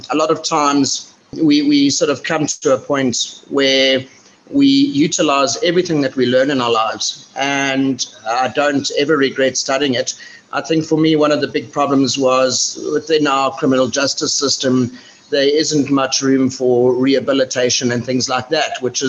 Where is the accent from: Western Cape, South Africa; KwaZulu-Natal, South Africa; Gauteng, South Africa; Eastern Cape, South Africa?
Gauteng, South Africa; Johannesburg; moved away as an adult; I grew up in Johannesburg, but sort of lived all over South Africa.